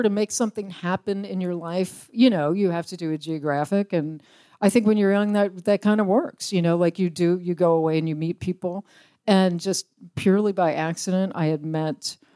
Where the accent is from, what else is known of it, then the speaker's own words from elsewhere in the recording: Richmond, Virginia, United States; I grew up in Richmond, Virginia.